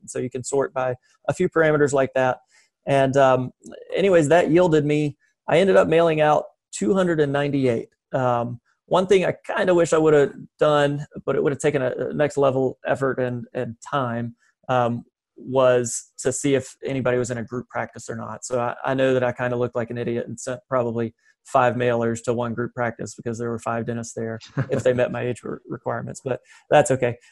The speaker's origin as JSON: {"language": "English", "region": "western North Carolina", "country": "United States", "tie": "born or raised there", "said": "the western half of North Carolina uh, is that's my hometown."}